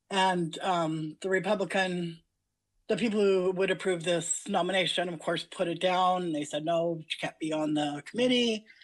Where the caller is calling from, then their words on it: Utah, United States; Okay, I'm from Utah, like I like you said.